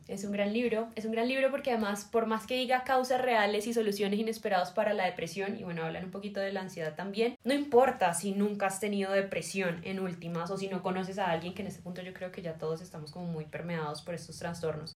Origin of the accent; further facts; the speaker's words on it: Cali, Valle del Cauca, Colombia; soy caleña